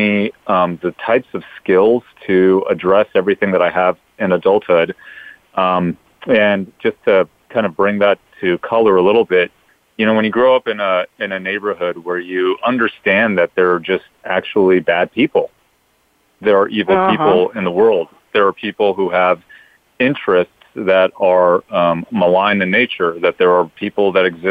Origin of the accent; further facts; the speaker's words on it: Los Angeles, California, United States; moved away as an adult; me and my two older sisters were born and raised in Los Angeles